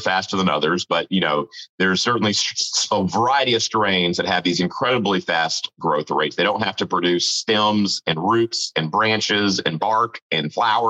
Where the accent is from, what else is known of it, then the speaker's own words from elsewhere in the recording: Marietta, Georgia, United States; So I'm from Atlanta, a suburb of Atlanta called Marietta